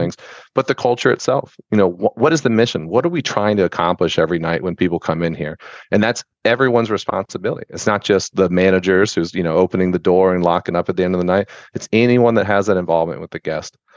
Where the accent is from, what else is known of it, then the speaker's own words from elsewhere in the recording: Tampa, Florida, United States; also born or lived in Sarasota, Florida; I was born and raised in Tampa.